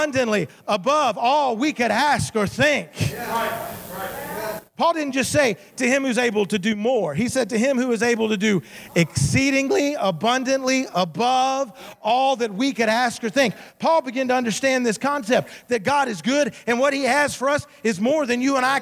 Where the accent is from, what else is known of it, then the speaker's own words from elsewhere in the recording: Memphis, Tennessee, United States; also born or lived in Savannah, Georgia / Southaven, Mississippi; I was born in Georgia, Savannah, Georgia. At age 5, I moved to Memphis, Tennessee. So I grew up in Memphis, Tennessee